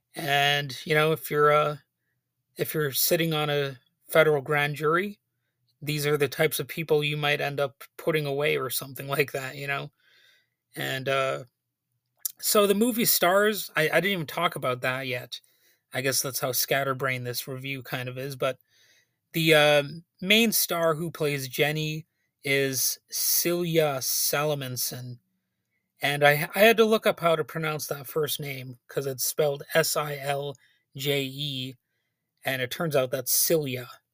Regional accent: United States; as an American

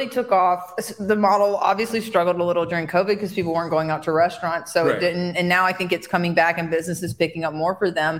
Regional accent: Alabama, United States; also born or lived in Seattle, Washington; now in Walla Walla, United States; I'm from Alabama originally

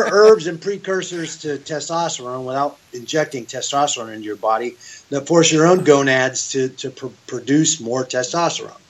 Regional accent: Seattle, Washington, United States; also born or lived in Oregon; now in Las Vegas, United States; I grew up in Seattle

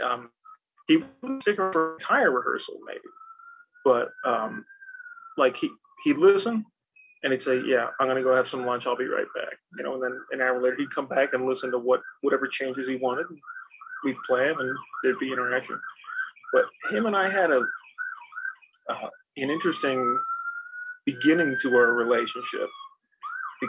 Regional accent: Philadelphia, Pennsylvania, United States; moved away as an adult; now in New York, United States; growing up in Philly

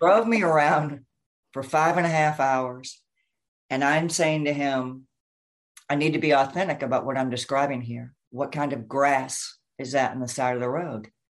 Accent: Memphis, Tennessee, United States; moved away as an adult; also born or lived in Minneapolis, Minnesota / Wayzata, Minnesota; now in Southern California, United States; I am from Memphis, Tennessee

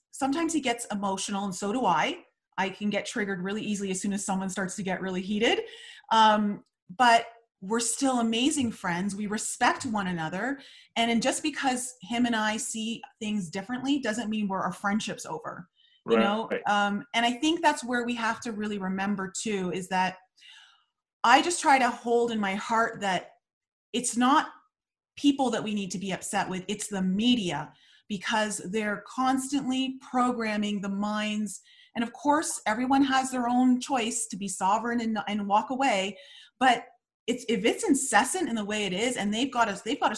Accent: Canada; moved away as an adult; now in Colorado, United States; I grew up in Canada.

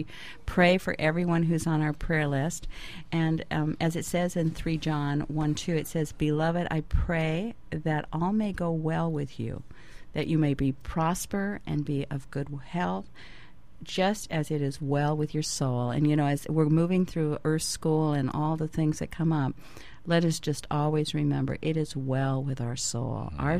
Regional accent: California, United States; moved away as an adult; now in Maui, United States; I came from California, Jim, where I was a native Californian, and so we didn't have big extended families.

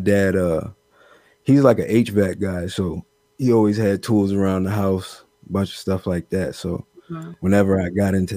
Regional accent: Severn, Maryland, United States; I am from Severn, Maryland, 175 Maryland

